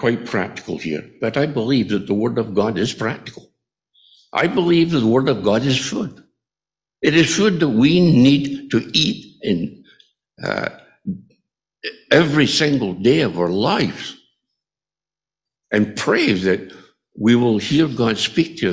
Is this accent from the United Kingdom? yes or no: yes; Scotland, United Kingdom; moved away; my hometown in Scotland